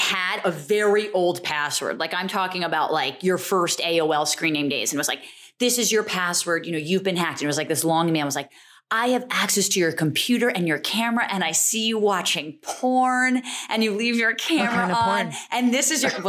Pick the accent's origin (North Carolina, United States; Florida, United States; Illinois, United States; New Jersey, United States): New Jersey, United States; also born or lived in Easton, Pennsylvania; I grew up in Jersey